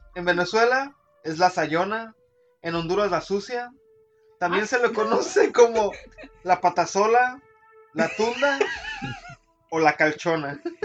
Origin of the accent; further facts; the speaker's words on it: Mexico; somos mexicanos